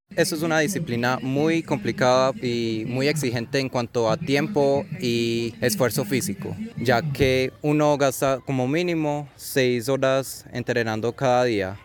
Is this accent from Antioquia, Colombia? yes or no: yes; Antioquia, Colombia; estoy representando a mi tierra que yo amo mucho, que yo siento propia